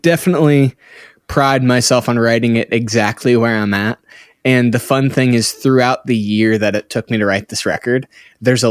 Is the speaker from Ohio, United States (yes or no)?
yes; Cincinnati, Ohio, United States; moved away as an adult; now in Redding, United States; I grew up in the Midwest of Cincinnati, Ohio. Until I was about 19, moved to Northern California